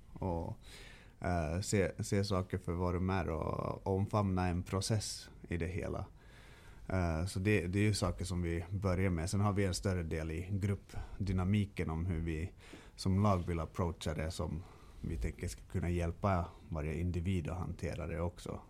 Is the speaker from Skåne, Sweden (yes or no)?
no; Stockholm, Stockholm County, Sweden; moved away; also born or lived in Kalmar; jag är ju född och uppvuxen i Stockholm.